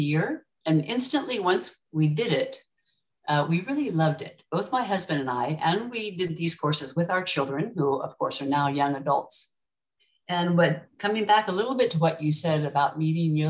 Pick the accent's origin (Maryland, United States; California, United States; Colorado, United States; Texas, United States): California, United States; moved away as an adult; now in Mauritius; I grew up in California